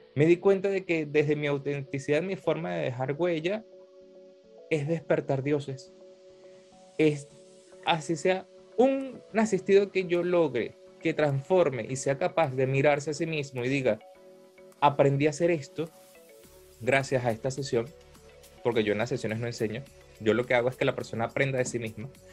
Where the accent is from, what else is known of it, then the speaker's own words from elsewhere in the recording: Venezuela; soy venezolano